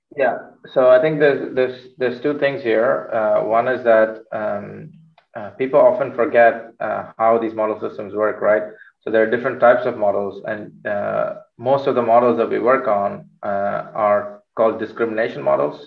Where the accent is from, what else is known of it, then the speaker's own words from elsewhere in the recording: Chennai, Tamil Nadu, India; moved away as an adult; also born or lived in United Kingdom / Netherlands; now in Amsterdam, Netherlands; I'm originally from India, from the south of India in Chennai. So that's where I studied. I did my uh, bachelor's there.